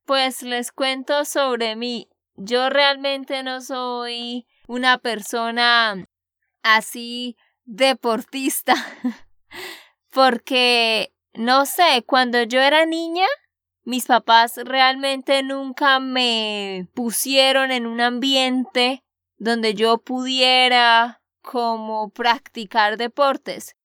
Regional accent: Santander, Colombia; de Santander, Colombia

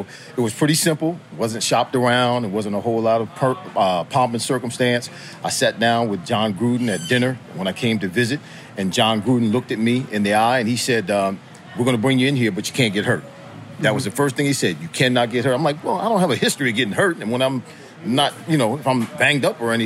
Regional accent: New Jersey, United States; moved away as an adult; also born or lived in Nebraska / Miami; I'm born and raised in New Jersey

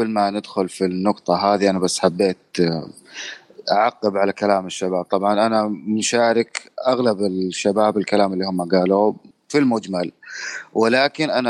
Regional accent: Saudi Arabia; السينما ما كانت موجوده هنا عندنا في السعوديه

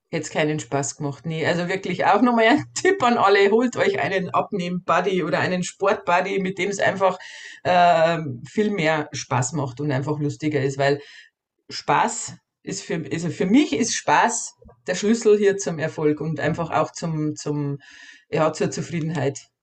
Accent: Bavaria, Germany; bei uns in Bayern

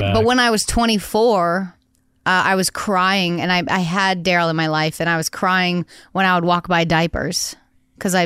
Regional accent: Cape Cod, Massachusetts, United States; also born or lived in Nantucket, Massachusetts; We're from Cape Cod, Massachusetts, Nantucket, Massachusetts, where great white sharks live

